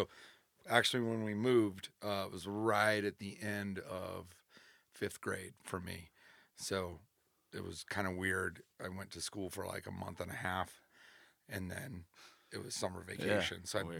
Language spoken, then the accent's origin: English; Fontana, California, United States; also born or lived in Lake Tahoe; So I was born in Southern California.